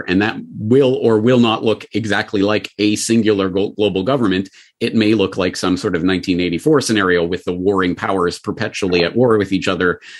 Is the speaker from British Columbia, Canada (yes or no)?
no; Calgary, Alberta, Canada; my hometown of Calgary